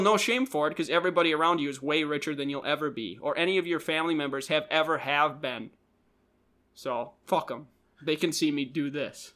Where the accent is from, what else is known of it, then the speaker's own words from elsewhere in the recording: Minnesota, United States; we're from Minnesota.